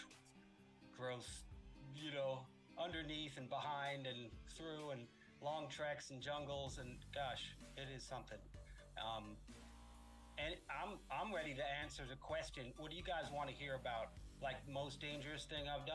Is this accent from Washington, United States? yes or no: no; New York City, New York, United States; moved away as an adult; also born or lived in Los Angeles; I'm from New York City.